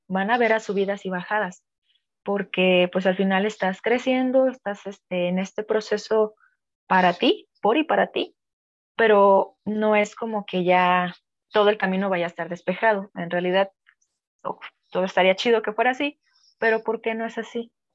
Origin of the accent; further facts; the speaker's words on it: Mexico; como mexicanos